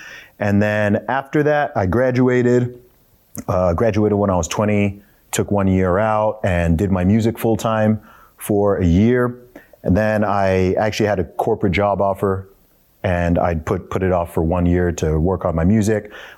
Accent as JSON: {"language": "English", "region": "England", "country": "United Kingdom", "said": "So for anyone who's wondering about my accent and why I don't sound like a typical Englishman, it's because of that."}